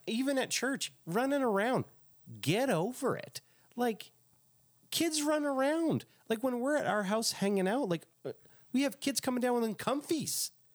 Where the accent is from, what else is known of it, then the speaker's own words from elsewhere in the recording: Quebec, Canada; it reminded me of growing up in Quebec